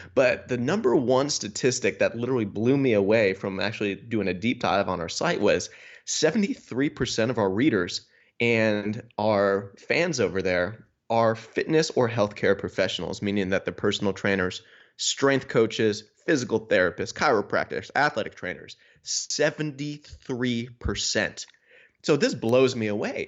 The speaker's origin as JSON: {"language": "English", "town": "Niagara Falls", "region": "New York", "country": "United States", "also_born_or_lived": "Buffalo, New York / Rhode Island", "moved": "as an adult", "lives_now": "Wisconsin, United States", "said": "I'm originally from Niagara Falls, New York"}